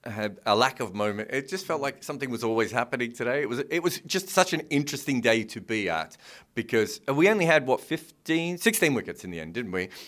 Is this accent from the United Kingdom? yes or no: no; Australia; So, you know, it, it was a privilege to be here as an Australian.